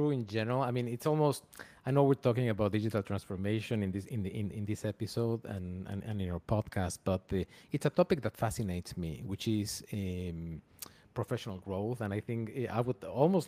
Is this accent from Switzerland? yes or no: no; Mexico; moved away as an adult; also born or lived in Argentina; now in United States; I was born in Argentina. They fled Argentina in the 70s because of the military government to Mexico. I was raised in Mexico and I feel fully Mexican.